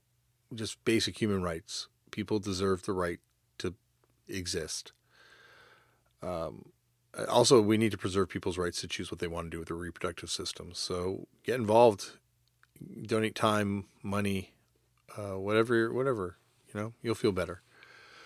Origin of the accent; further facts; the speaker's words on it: Canada; I say this as a Canadian